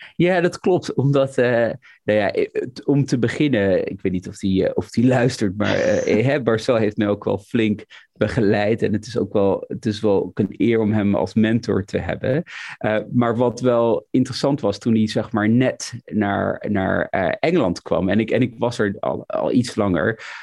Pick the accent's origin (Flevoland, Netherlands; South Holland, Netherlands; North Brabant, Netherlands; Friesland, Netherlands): Flevoland, Netherlands; Almere; moved away as an adult; now in London, United Kingdom; ik kom uit Almere, zoals je het weet, in het Flevo ziekenhuis